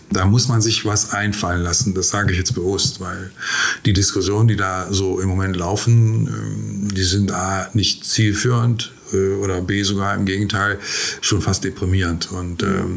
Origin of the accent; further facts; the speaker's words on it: Gangelt, North Rhine-Westphalia, Germany; ja, ich bin aus Gangelt, aber wir Gangelter sind unschuldig.